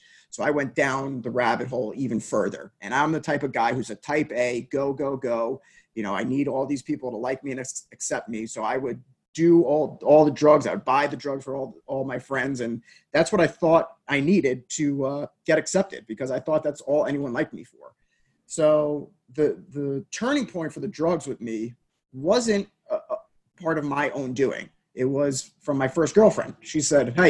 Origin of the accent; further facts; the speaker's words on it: United States; Grew up 25 miles outside of New York City in essentially the perfect family upbringing